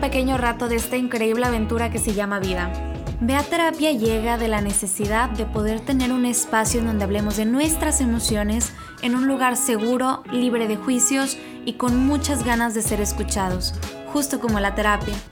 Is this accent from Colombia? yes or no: no; Mexico; soy mexicana